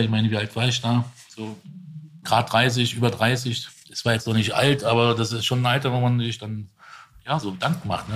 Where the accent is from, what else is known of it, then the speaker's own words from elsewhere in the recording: Dietzenbach, Hesse, Germany; Ich war in Dietzenbach